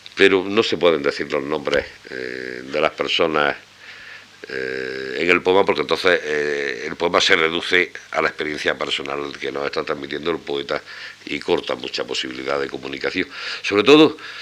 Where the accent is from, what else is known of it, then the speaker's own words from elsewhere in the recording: Albolote, Andalusia, Spain; also born or lived in Granada; natural y ex vecino de Albolote